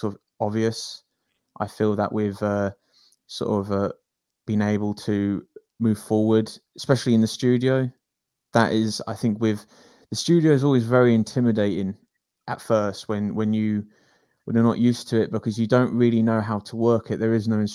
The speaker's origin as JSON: {"language": "English", "area": "North Hampshire", "region": "South East England", "country": "United Kingdom", "said": "I'm from North Hampshire area"}